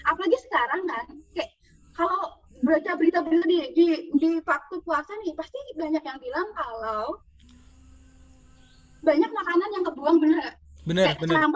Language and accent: Indonesian; Java, Indonesia; Dari dulu kan di selain di Jawa, apalagi aku emang orang Jawa ya, pernah denger nggak kalau di Jawa tuh kadang ada poso muteh